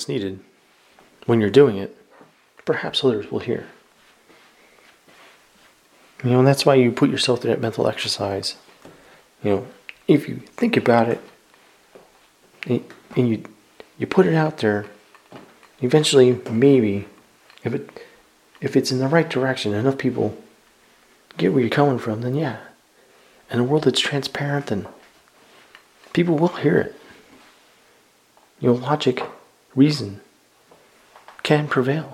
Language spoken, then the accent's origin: English; the South, United States; I'm from the South.